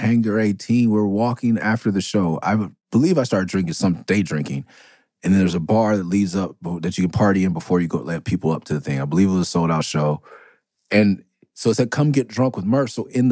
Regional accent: California, United States; I'm Californian through and through

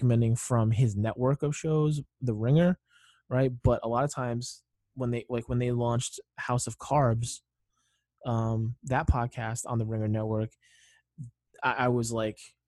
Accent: New England, United States; I'm from New England

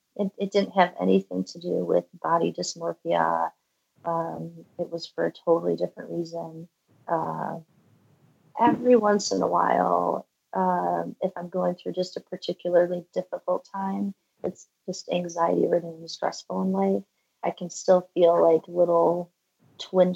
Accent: Valparaiso, Indiana, United States; also born or lived in Michigan; now in Boulder, United States; we moved from Michigan to Indiana when I was, gosh, I think fourth or fifth grade. And that was where, so I'm literally from the town that Orville Redenbacher is from in Indiana, Valparaiso, Indiana

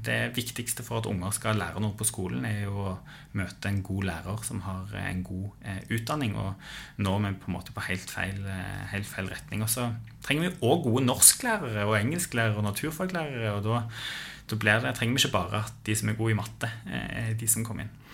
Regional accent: Stavanger, Rogaland, Norway; Jeg vokste opp på Storhaug. Eh, østkanten her i, i, i, Stavanger

